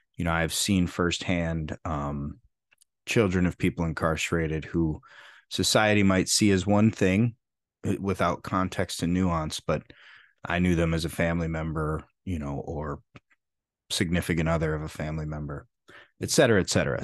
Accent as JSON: {"language": "English", "town": "Freeport", "region": "Illinois", "country": "United States", "tie": "born or raised there", "said": "There weren't many truly rich people where I grew up in Freeport, Illinois"}